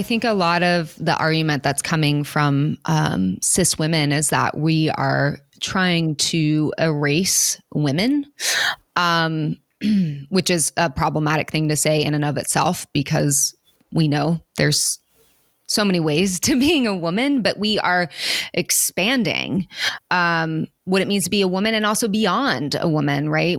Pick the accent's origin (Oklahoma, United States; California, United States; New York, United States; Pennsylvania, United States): Oklahoma, United States; moved away; I grew up in Oklahoma and people who are different in any way have to leave to survive